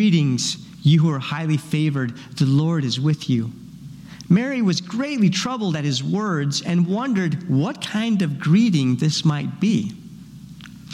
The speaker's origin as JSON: {"language": "English", "country": "Paraguay", "tie": "born or raised there", "moved": "yes", "said": "I grew up in Paraguay"}